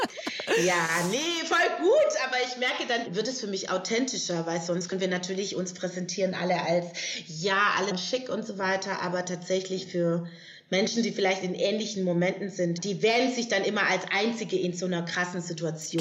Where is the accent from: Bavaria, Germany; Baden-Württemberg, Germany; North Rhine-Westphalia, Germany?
Baden-Württemberg, Germany; Stuttgart; moved away as an adult; now in Berlin, Germany; ich bin ja aus Stuttgart ursprünglich oder aus der Gegend